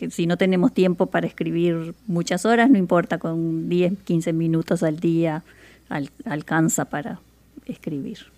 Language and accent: Spanish; Montevideo, Uruguay; now in Seattle, United States; yo soy de Montevideo, Uruguay, en Sudamérica.